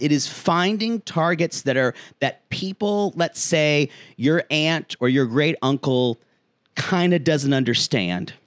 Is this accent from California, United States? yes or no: no; South Carolina, United States; my home state of South Carolina